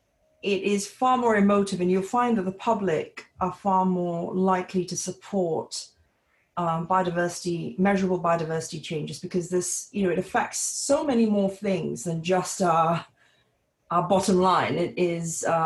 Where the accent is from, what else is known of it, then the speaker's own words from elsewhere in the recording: Singapore; also born or lived in British Columbia; my home country in Singapore